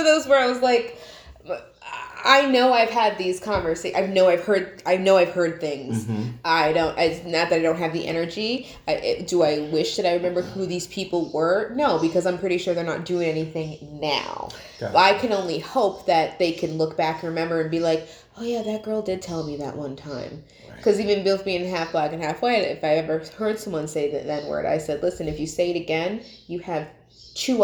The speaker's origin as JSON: {"language": "English", "town": "Colonie", "region": "New York", "country": "United States", "tie": "born or raised there", "said": "growing up in Colony"}